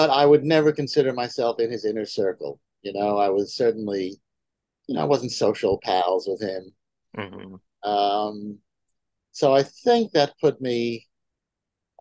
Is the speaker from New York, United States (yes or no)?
yes; New York City, New York, United States; I was born and raised in Manhattan